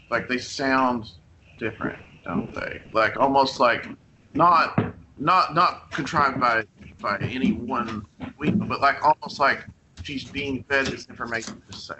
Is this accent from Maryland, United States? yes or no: no; McCreary County, Kentucky, United States; I'm from McCreary County, so it's about 30 miles south of Somerset. I'm from like a small mining town south of here